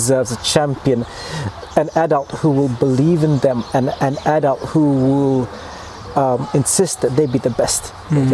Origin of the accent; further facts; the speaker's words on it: Malaysia; now in Invercargill, New Zealand; I'm originally from Malaysia.